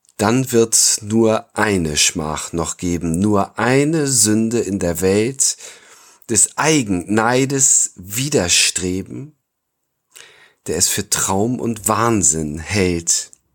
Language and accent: German; Northern Germany, Germany; bei uns im Norden